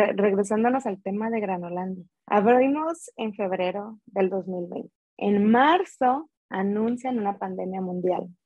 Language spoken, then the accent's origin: Spanish; Veracruz, Mexico; yo soy de Veracruz